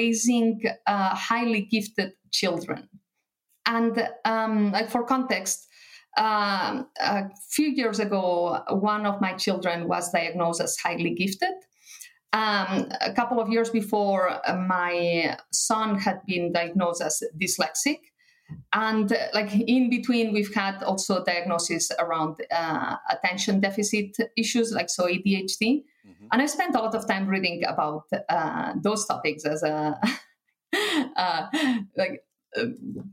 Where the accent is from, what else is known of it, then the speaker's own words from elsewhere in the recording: Barcelona, Catalonia, Spain; first language Catalan and Spanish; English is a second language; moved away as an adult; also born or lived in Paris; now in Luxembourg; So I was born and raised in Barcelona in Spain. So I grew up bilingual, Catalan and Spanish